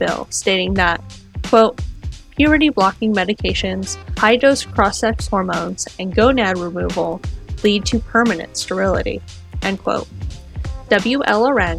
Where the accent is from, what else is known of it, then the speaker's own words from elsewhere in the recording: Sacramento, California, United States; I'm from Sacramento, California